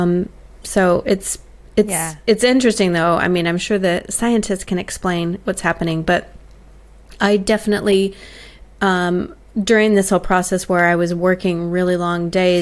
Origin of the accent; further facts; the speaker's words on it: United States; now in Australia; for me as an American in Australia